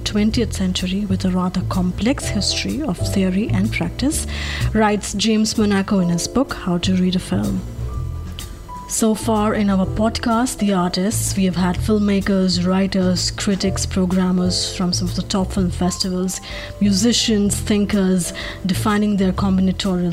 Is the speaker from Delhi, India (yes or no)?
yes; Delhi, India; I'm being from Delhi